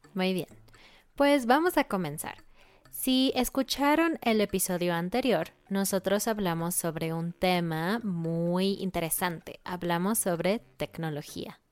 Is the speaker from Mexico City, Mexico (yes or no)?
yes; Mexico City, Mexico; soy de Ciudad de México